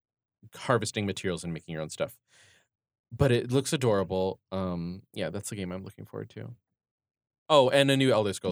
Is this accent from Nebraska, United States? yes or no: no; Detroit, Michigan, United States; which was partially based in my hometown in Detroit